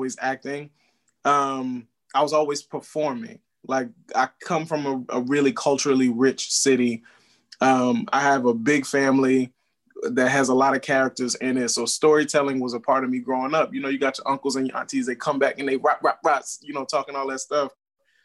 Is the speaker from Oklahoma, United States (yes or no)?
no; New Orleans, Louisiana, United States; I'm from New Orleans, Louisiana.